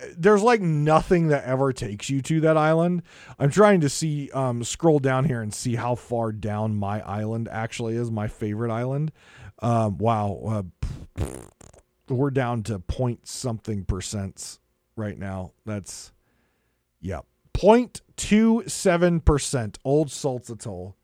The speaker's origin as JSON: {"language": "English", "country": "United States", "said": "I come from America"}